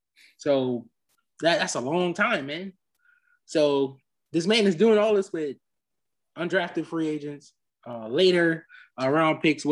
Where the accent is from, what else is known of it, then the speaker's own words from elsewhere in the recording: Louisiana, United States; I'm from Louisiana, born and raised, been a cheesehead since I was about four.